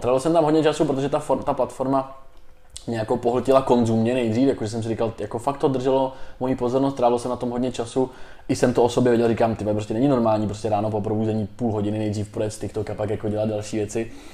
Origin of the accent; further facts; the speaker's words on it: Tábor, South Bohemian Region, Czechia; já jsem z Tábora původem, tak jsem hrál patnáct let, jsem hrál za Mas Táborsko